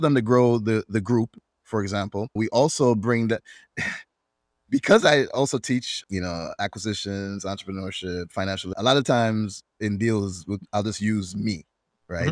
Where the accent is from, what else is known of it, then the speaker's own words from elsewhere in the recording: Jamaica; although I'm not Swedish, I'm Jamaican.